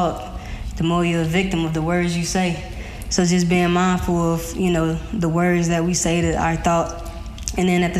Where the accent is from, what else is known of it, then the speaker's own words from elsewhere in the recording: Miami, Florida, United States; I am from Miami. So I got a rep home team.